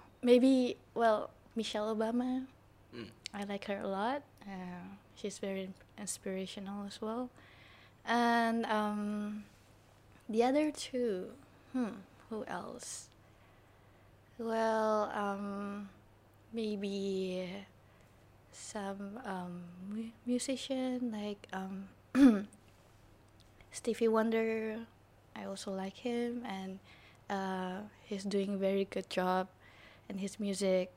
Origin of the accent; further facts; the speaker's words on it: Jakarta, Indonesia; I was born and grew up in Jakarta